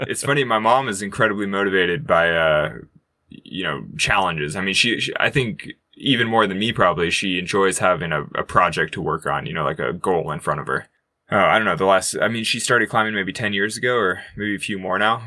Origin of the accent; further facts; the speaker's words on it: Sacramento, California, United States; growing up in California